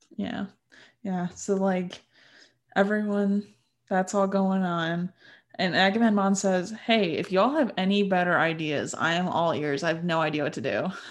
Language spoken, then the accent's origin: English; United States